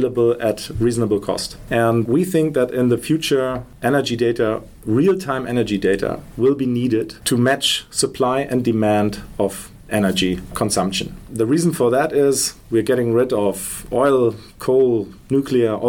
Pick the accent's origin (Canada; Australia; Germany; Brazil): Germany; We're from Germany.